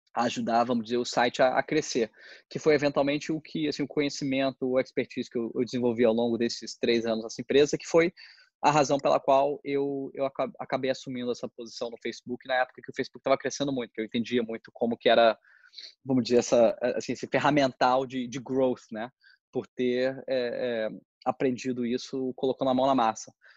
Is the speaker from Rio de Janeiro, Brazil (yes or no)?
no; Brasília, Federal District, Brazil; moved away as an adult; also born or lived in Philadelphia, United States; eu sou eu sou de Brasília e aí eu fui morar fora para fazer graduação é, em UPenn